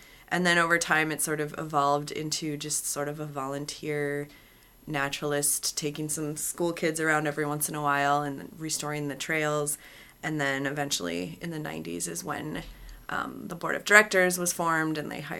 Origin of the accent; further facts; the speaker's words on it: Wisconsin, United States; So I'm originally from Wisconsin. I went to UW, but I moved out east for grad school